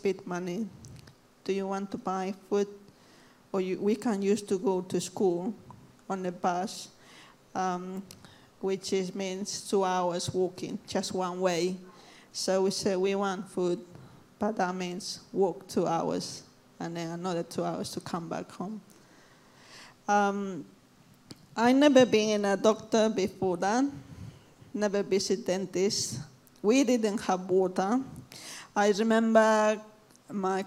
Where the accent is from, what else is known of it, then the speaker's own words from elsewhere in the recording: Cochabamba, Bolivia; now in London, United Kingdom; I'm from Bolivia, Cochabamba. If anyone knows where it is, I'm from there